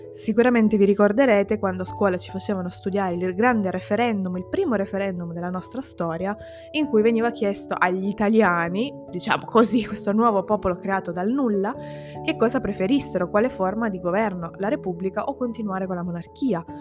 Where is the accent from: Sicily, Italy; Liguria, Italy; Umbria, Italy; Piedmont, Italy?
Sicily, Italy; mi sento tanto italiana quanto siciliana